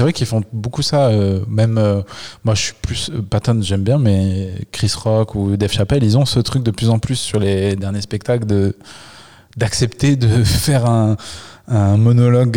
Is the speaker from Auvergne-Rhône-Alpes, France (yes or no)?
yes; Le Puy-en-Velay, Auvergne-Rhône-Alpes, France; moved away; quand j'étais ado j'étais au Puy-en-Velay petite ville d'Auvergne